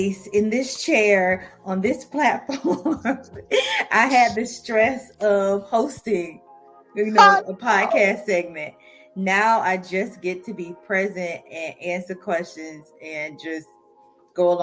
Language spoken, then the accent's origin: English; St. Petersburg, Florida, United States; I am a native of St. Petersburg, Florida, born and raised